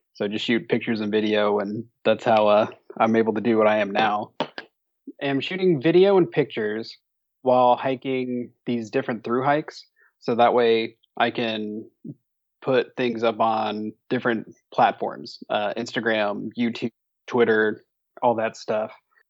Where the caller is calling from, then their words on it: Knoxville, Tennessee, United States; also born or lived in Los Angeles; So right now I'm in Knoxville, Tennessee, hanging out in between the thru hiking season, as it were.